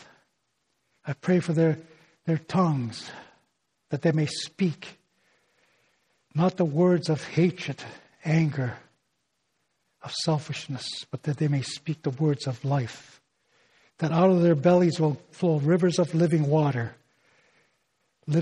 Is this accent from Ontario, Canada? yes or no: yes; Northern Ontario, Canada; first language Ojibwe; English is a second language; my native language, okay? The Ojibwe of Northern Ontario